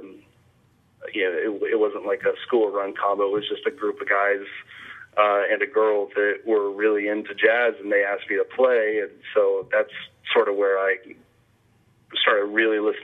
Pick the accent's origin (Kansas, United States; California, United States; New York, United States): Kansas, United States; Wichita; moved away as an adult; also born or lived in Hutchinson, Kansas; now in Kansas City, United States; I was born in Hutchinson, Kansas, and then grew up in Wichita. And I lived there till I was 28.